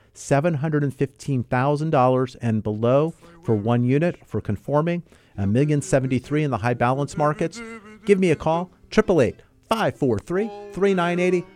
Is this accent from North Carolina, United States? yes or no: no; Southern California, United States; I was born and raised here in Southern California